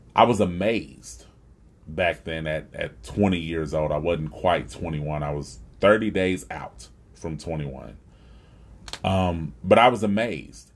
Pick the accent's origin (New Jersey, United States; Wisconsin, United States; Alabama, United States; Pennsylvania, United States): Alabama, United States; Huntsville; living right here in my hometown of Huntsville, Alabama